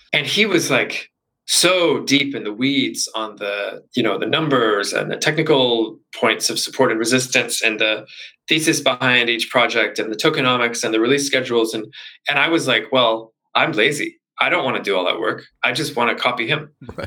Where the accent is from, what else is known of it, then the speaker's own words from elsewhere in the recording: Canada; also born or lived in Vancouver; I'm originally Canadian